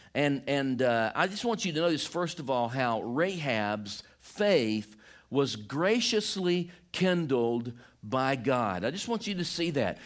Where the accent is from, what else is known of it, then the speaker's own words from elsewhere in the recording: Deep South, United States; I'm from, like, the deep South